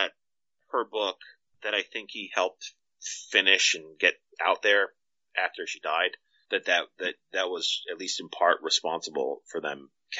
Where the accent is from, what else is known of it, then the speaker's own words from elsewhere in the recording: Nigeria; First of all, I'm Nigerian